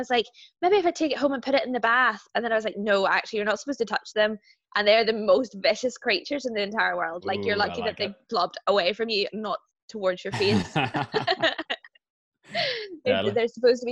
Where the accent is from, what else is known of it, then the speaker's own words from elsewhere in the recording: Kilkeel, Northern Ireland, United Kingdom; moved away as an adult; I'm from Kilkeel